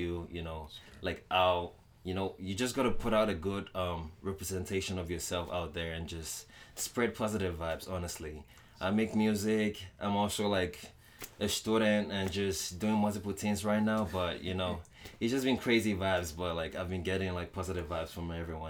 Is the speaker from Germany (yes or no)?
no; Lagos, Nigeria; also born or lived in Ondo, Nigeria; now in Winnipeg, Canada; I grew up in Nigeria, Lagos. You know, I'm originally from Ondo town, you know, back in Nigeria